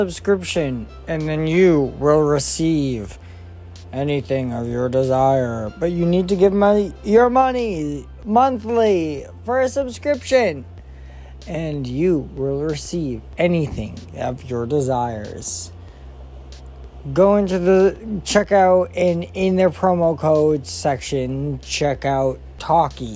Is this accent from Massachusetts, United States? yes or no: yes; Massachusetts, United States; I'm from Massachusetts